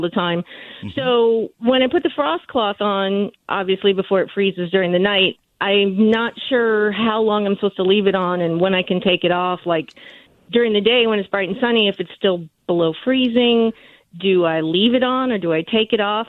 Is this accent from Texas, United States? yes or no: yes; San Antonio, Texas, United States; now in Waxahachie, United States; I'm originally from San Antonio, so I'm kind of new on these windswept plains